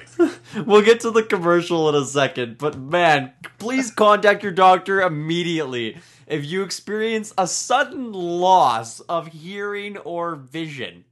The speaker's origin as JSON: {"language": "English", "country": "Canada", "said": "I'm Canadian"}